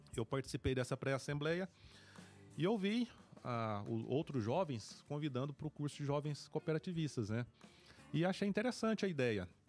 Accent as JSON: {"language": "Portuguese", "town": "Paraúna", "region": "Goiás", "country": "Brazil", "tie": "born or raised there", "moved": "as an adult", "said": "sou natural de Paraúna, nascido e criado em Paraúna"}